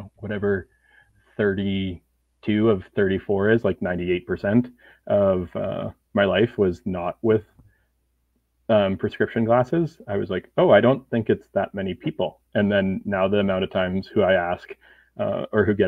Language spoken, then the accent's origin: English; Canada; now in Edmonton, Canada; as a Canadian